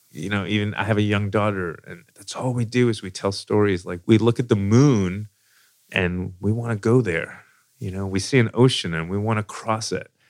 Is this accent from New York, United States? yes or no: yes; New York City, New York, United States; moved away as an adult; now in Louisville, United States; So I moved to Louisville, Kentucky. I came from New York City.